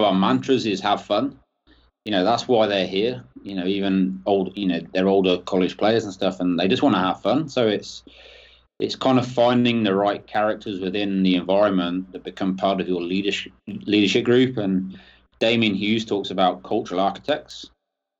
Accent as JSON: {"language": "English", "town": "Northampton", "region": "East Midlands", "country": "United Kingdom", "tie": "born or raised there", "also_born_or_lived": "Chile", "moved": "as an adult", "said": "my hometown club is Northampton Saints here in England"}